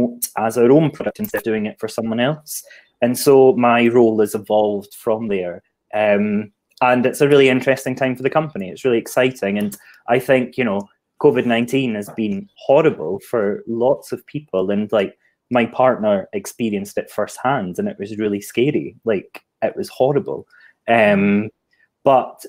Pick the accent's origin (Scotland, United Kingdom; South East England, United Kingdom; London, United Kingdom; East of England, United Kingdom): Scotland, United Kingdom; moved away as an adult; now in Hastings, United Kingdom; I'm not from the Southeast, if you didn't tell that from my accent. I'm an export from Scotland, and I'm currently living in Hastings.